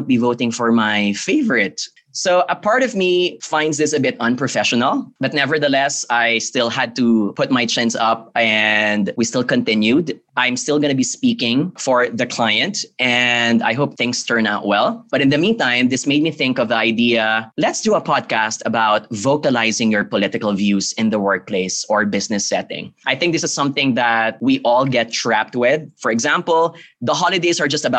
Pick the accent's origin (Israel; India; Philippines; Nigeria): Philippines; I come from the Philippines